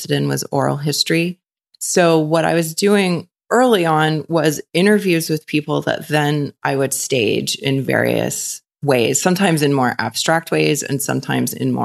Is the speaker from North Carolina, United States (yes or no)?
yes; Chapel Hill, North Carolina, United States; moved away as an adult; also born or lived in New York; I grew up in Chapel Hill, North Carolina. Stayed there for college. Left North Carolina, moved to New York